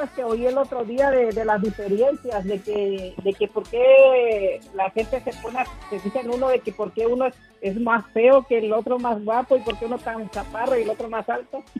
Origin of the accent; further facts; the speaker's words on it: Mexico; yo soy mexicano